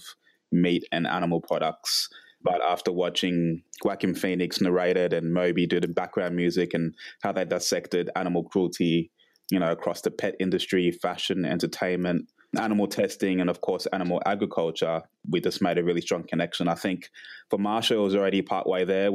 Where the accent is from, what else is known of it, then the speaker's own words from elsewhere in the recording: Canberra, Australian Capital Territory, Australia; I've been here 27 years. So, we grew up in Canberra.